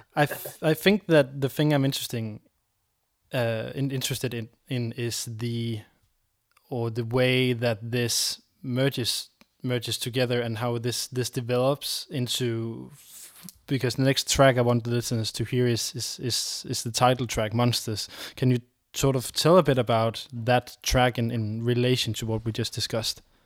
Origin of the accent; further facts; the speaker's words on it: Denmark; a pure purely raised Dane